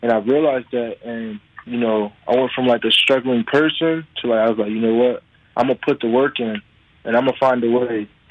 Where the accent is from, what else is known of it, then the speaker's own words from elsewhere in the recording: Harrisburg, Pennsylvania, United States; I always kind of preach Harrisburg, PA, just so like people know where I come from and, you know that like we come from Harrisburg, we come from a small city